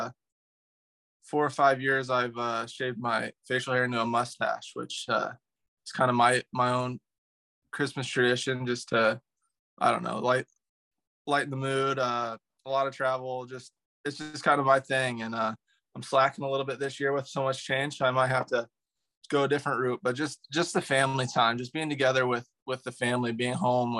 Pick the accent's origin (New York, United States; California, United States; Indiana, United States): Indiana, United States; Northern; growing up in Northern Indiana